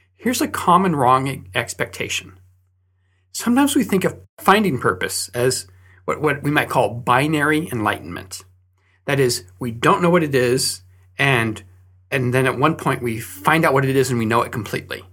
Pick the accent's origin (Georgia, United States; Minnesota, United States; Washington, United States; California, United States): California, United States; Fresno; moved away; So I grew up in Fresno, California, and there, during winter, they have a lot of fog.